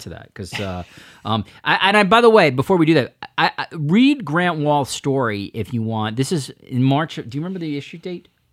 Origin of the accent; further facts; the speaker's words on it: United States; As an American